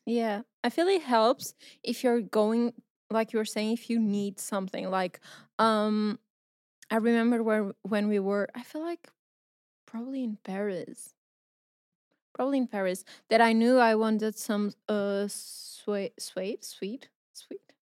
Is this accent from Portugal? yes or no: yes; Porto, Norte, Portugal; I'm from Portugal, I'm from Porto